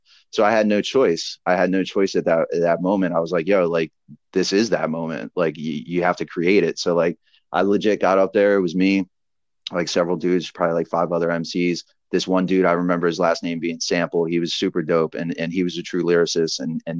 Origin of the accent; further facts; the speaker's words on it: Philadelphia, Pennsylvania, United States; that's why I love being from, you know, we're from Philly, where we're from an area where it's like, you sink or swim.